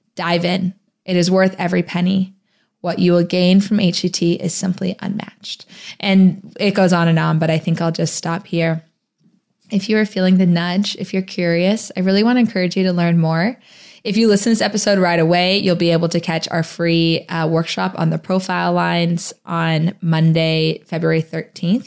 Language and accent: English; Phoenix, Arizona, United States; moved away as an adult; also born or lived in New Orleans, Louisiana; my hometown of Phoenix, Arizona, but I used to live in New Orleans